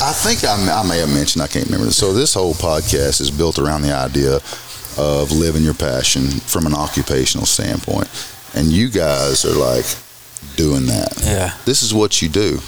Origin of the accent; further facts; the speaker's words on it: Arkansas, United States; As redneck as we are from Arkansas